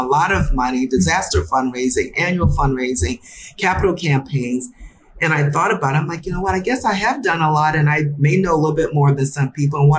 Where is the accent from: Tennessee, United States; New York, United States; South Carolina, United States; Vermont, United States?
South Carolina, United States; Summerville; moved away as an adult; also born or lived in St. Louis, Missouri; now in Chicago, United States; I grew up in South Carolina